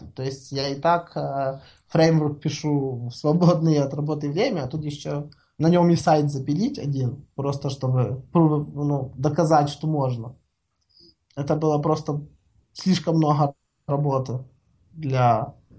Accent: Ukraine; Я сам из Украины

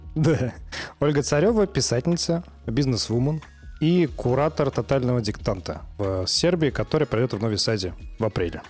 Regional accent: Samara, Samara Oblast, Russia; moved away as an adult; now in Novi Sad, Serbia; мы из Самары, мы просто сюда компанию перевезли

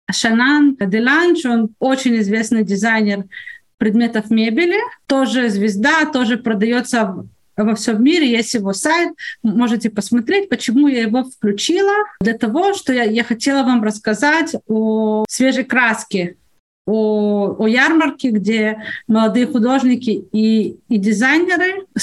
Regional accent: Odesa, Odesa Oblast, Ukraine; now in Israel; Я понятия не имею, на Украине я приехала из Одессы когда-то, какой там логотип у электрической компании.

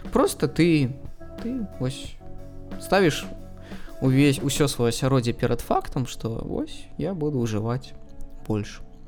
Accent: Belarus; first language Russian; Belarusian is a second language; я заўсёды ідэнтыфікаваў сябе як беларус

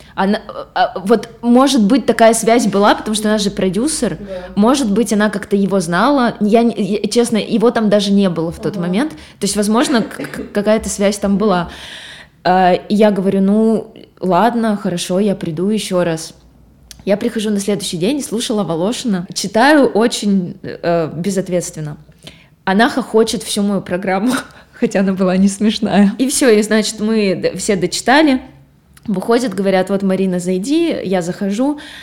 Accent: Gubakha, Perm Krai, Russia; это было в Губахе, а. это вот откуда я родом, это, это маленький город недалеко от Перми

